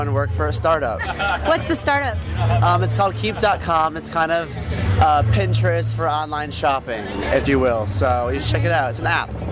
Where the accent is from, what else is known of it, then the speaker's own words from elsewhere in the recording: Portland, Maine, United States; now in New York, United States; I am from Portland, Maine